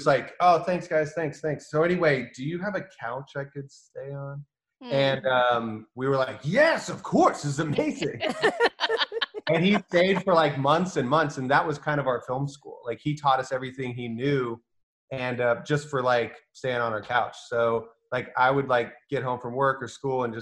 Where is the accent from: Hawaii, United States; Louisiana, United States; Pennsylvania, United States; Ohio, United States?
Ohio, United States; moved away as an adult; also born or lived in Hattiesburg, Mississippi / Savannah, Georgia / Los Angeles; now in New Orleans, United States; we were born in a small town, Ohio. We spent our summers growing up in Hattiesburg, Mississippi